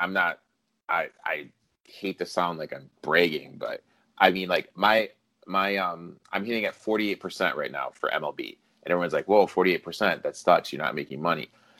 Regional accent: Indianapolis, Indiana, United States; I'm going to bet the Pacers just because I like them. Because I'm from Indianapolis.

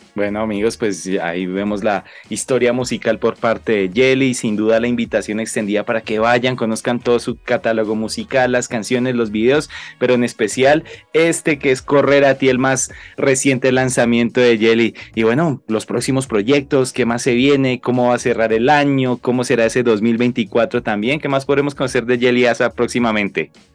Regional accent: Laguna de Tota, Boyacá, Colombia; grabado en la Laguna de Tota, justamente en mi tierra, en el lugar donde nací

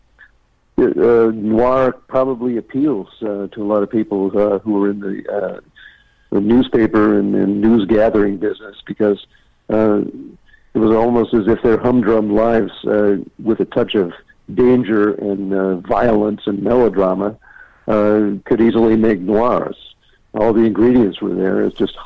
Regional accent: Crawfordsville, Indiana, United States; moved away; also born or lived in Chicago; I grew up in the Midwest. My father published a small town daily, a 6-day a week daily, in the town of Crawfordsville, Indiana

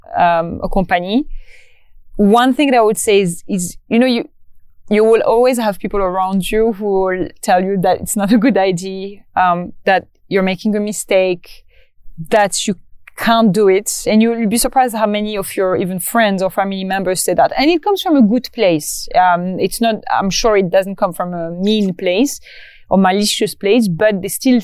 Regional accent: Morocco; moved away; my hometown in Morocco

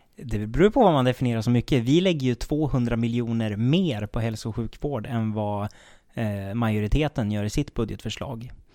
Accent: Söderhamn, Gävleborg County, Sweden; i Söderhamn vet jag i alla fall, där jag kommer ifrån

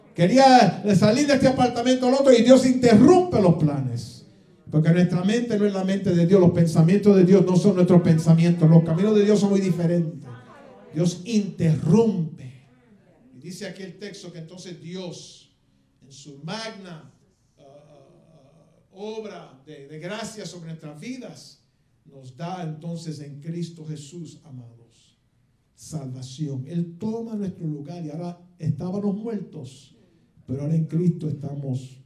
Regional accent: Puerto Rico; now in United States; yo soy bien, bien boricua

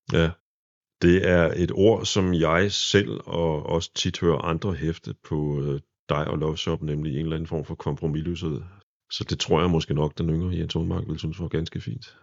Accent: Præstø, Zealand, Denmark; moved away; min lille fødeby regnes for at være af de fleste, det, det præstø, der ligger nede på Sydsjælland

